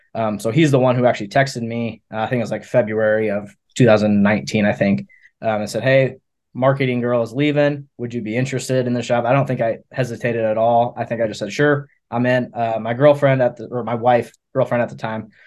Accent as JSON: {"language": "English", "town": "Cedar Rapids", "region": "Iowa", "country": "United States", "moved": "as an adult", "lives_now": "Maryville, Missouri, United States", "said": "I'm from Cedar Rapids, Iowa"}